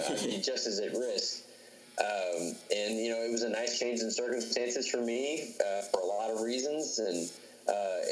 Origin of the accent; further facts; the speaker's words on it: Dallas, Texas, United States; also born or lived in Cincinnati; now in Phoenix, United States; they knew I was from Dallas, they knew I lived in Cincinnati, and they knew I had lived in Phoenix before